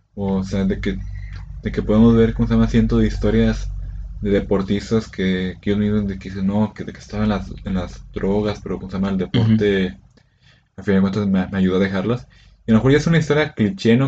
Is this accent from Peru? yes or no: no; Mexico; como buen mexicano